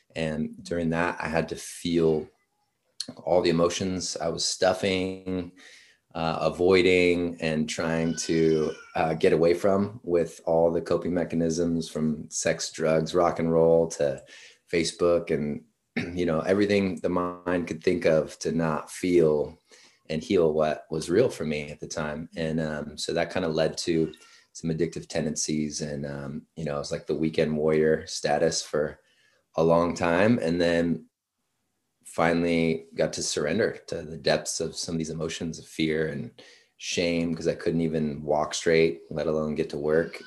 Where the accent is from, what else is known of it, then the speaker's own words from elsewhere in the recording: Washington, United States; moved away as an adult; also born or lived in San Diego; originally from Washington State.